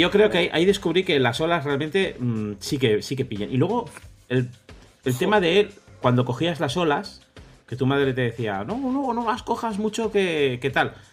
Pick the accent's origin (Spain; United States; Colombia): Spain; Madrid, Community of Madrid; yo, soy madrileño, yo madrileño ya.